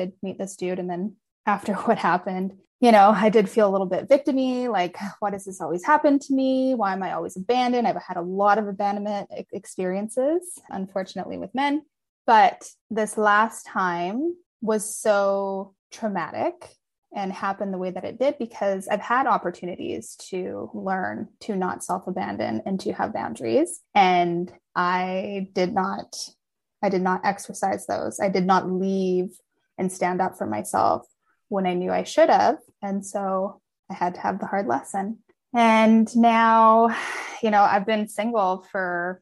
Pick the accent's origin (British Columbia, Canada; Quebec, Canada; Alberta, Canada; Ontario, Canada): British Columbia, Canada; hometown near Kelowna; moved away as an adult; also born or lived in Malaysia; now in Kelowna, Canada; it's too close to my hometown